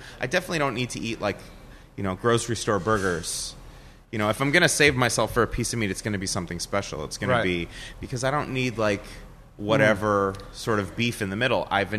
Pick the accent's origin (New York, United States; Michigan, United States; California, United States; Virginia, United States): New York, United States; Long Island; moved away; also born or lived in Los Angeles; We grew up with it on Long Island.